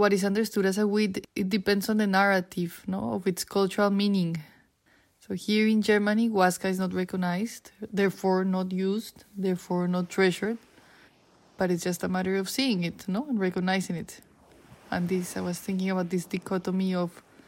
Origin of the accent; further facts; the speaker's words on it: Bogotá, Bogotá Capital District, Colombia; moved away; my hometown, Bogotá.